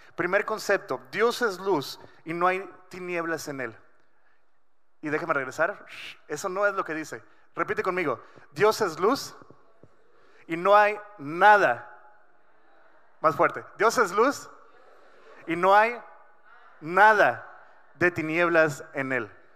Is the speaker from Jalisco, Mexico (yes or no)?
no; Culiacán, Sinaloa, Mexico; now in Ensenada, Mexico; yo nací en Culiacán. Eh, crecí muchos años de mi vida ahí